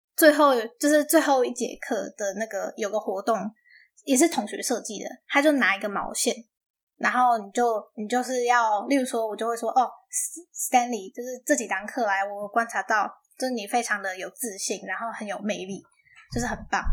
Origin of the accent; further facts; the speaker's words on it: Taiwan; moved away; 这个方法可以带回台湾教高中生，因为当然我们母语不是英文嘛